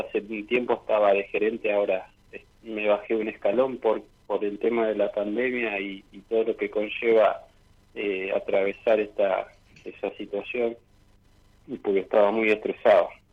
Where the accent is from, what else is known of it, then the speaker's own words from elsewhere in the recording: General Roca, Río Negro, Argentina; moved away as an adult; now in Neuquén, Argentina; soy de Roca, ahora estoy viviendo actualmente por trabajo en Neuquén hace ocho años